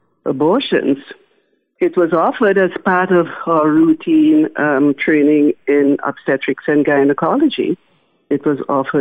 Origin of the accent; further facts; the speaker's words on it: Trinidad & Tobago; moved away; also born or lived in Naples, Florida; Trinidad is shut down right now, unfortunately, because of the pandemic. So I have not visited my home country in well over a year